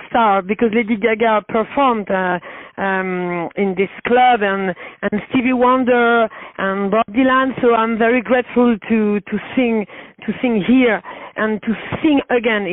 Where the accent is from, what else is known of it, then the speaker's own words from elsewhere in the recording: Paris, Île-de-France, France; English is a second language; I'm from Paris